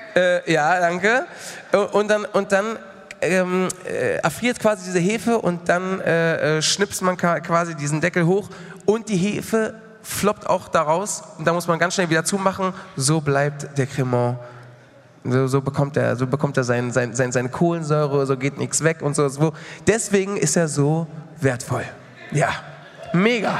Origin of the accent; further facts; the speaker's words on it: Mallorca, Balearic Islands, Spain; moved away; ich bin ja auf Mallorca groß geworden